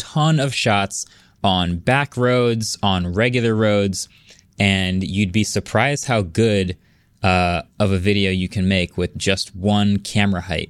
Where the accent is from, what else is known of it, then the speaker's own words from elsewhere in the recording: New Jersey, United States; I was born and raised in Jersey